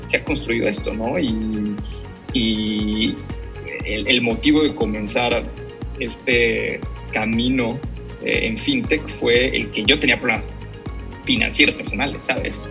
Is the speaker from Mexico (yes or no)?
yes; Campeche, Mexico; Soy de Campeche, nací en Campeche